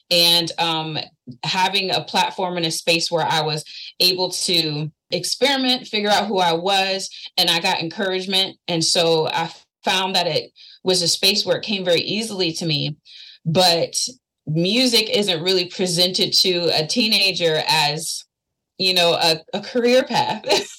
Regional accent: Norfolk, Virginia, United States; I was raised here in Norfolk, Virginia. So being from Virginia itself, it has such a rich, complicated history when it comes to culture and diversity.

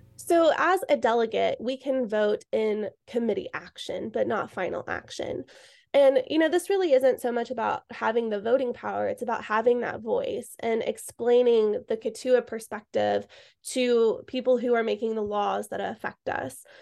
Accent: Cherokee Reservation, Oklahoma, United States; I'm born and raised in the Cherokee Reservation in Oklahoma

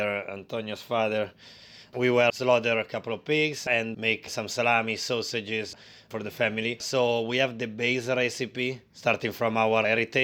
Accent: Piedmont, Italy; English is a second language; moved away as an adult; also born or lived in London; I was born in Italy and lived there for 27 years

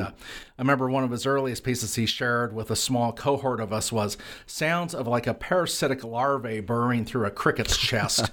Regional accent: Lewiston, Idaho, United States; moved away; my hometown of Lewiston, Idaho

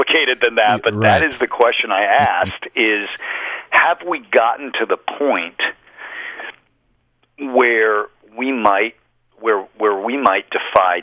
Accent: Colorado, United States; I grew up in Colorado, right next door

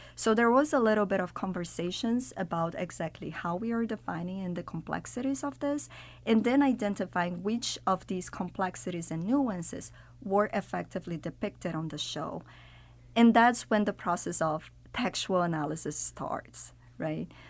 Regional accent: Brazil; moved away; I'm from Brazil originally. I'm from Latin America

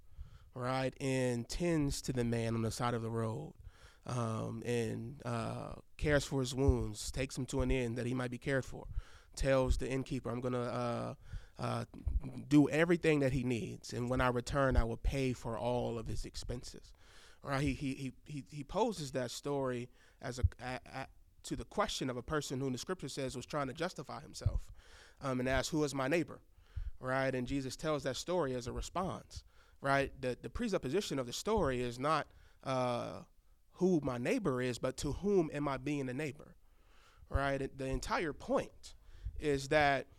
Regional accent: Milwaukee, Wisconsin, United States; moved away as an adult; also born or lived in Chicago, Illinois; now in Fayetteville, United States; I grew up in Milwaukee.

